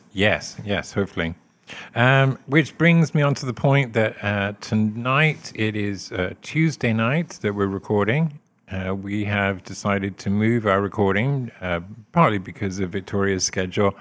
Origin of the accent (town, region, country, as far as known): Forest of Dean, South West England, United Kingdom; moved away as an adult; now in West Plains, United States